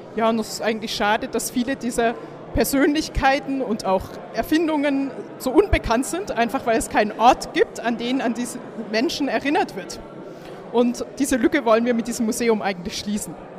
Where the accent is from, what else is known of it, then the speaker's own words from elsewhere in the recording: Swabia, Germany; moved away as an adult; now in Kiel, Germany; ich komme aus Schwaben